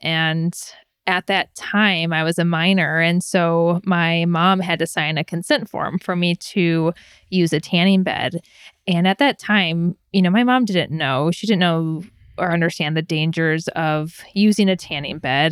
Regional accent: Michigan, United States; I was born and raised in Michigan, so Midwesterner through and through

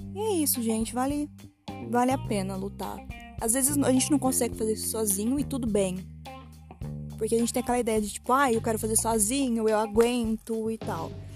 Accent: Matão, São Paulo, Brazil; eu sou de Matão, uma cidade de 90 mil habitantes e é muito pacato

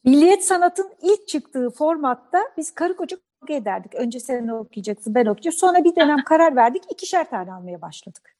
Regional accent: Bandırma, Balıkesir, Turkey; ben Bandırma'da doğdum.

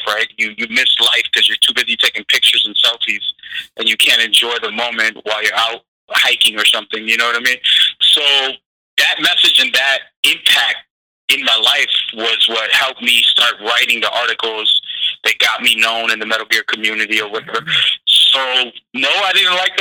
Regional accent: New York City, New York, United States; I'm a New Yorker myself

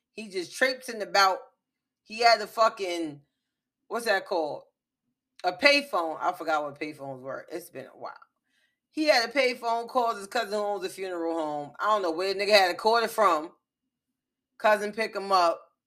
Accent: the South, United States; I'm Geechee, I'm from the South

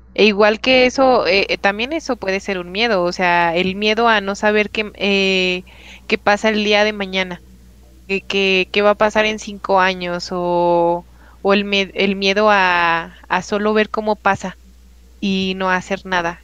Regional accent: Mexico; nosotros como mexicanos en especial tenemos esto de la cultura del 2 de noviembre

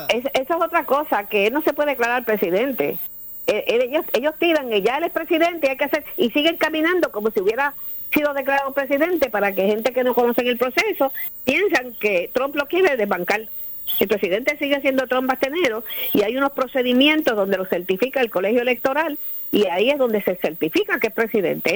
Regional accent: Puerto Rico; also born or lived in Florida; nosotros que somos puertorriqueños

